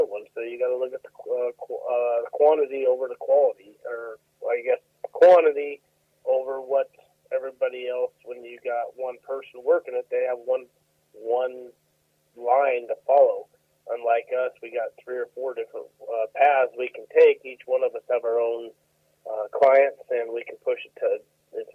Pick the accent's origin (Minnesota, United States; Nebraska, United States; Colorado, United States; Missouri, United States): Colorado, United States; moved away as an adult; now in McAlester, United States; I was born and raised in 7 generations in Colorado